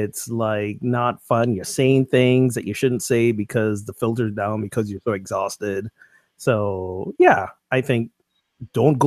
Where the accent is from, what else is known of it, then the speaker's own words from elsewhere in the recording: Newburyport, Massachusetts, United States; Newburyport, Massachusetts. Yeah, woo! Baby. That's my hometown